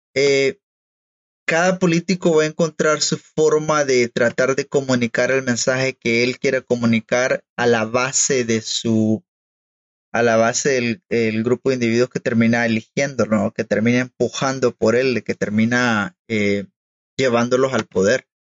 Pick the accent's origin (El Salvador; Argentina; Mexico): El Salvador; como salvadoreños